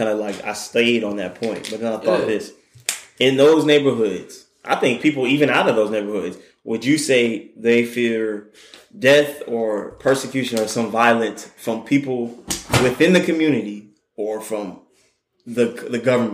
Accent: Douglasville, Georgia, United States; I am proud of my county where I grew up in. I grew up in Miami. I grew up in Pawnee County. I grew up in Douglasville

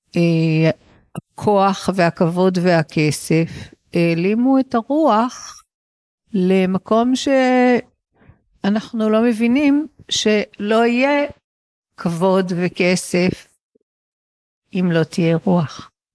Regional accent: Israel; גדלתי בישראל של אה, שנות ה-60 וה-70

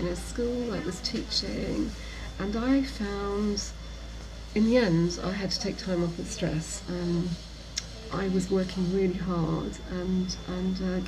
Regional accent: Nottingham, East Midlands, United Kingdom; I grew up in Nottingham with a loving father and mother

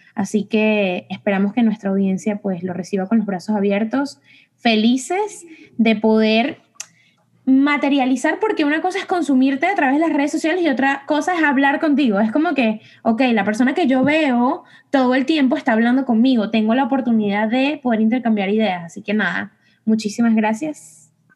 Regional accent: Venezuela; nosotros somos de Venezuela

